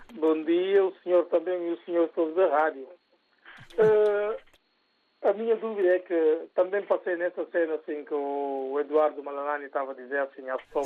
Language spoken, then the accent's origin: Portuguese; Guinea-Bissau; now in Portugal; nós todos somos da Guiné-Bissau